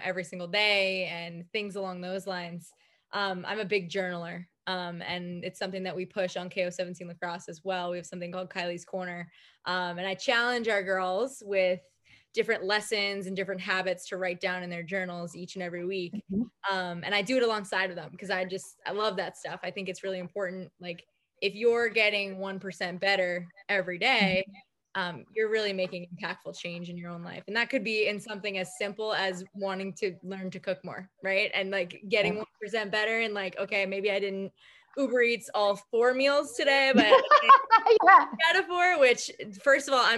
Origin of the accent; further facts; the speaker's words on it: Long Island, New York, United States; I'm from Long Island too